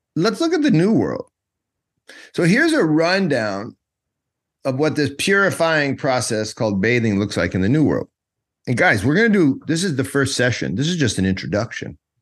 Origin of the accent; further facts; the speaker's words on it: United States; moved away; also born or lived in Georgia; I'm an American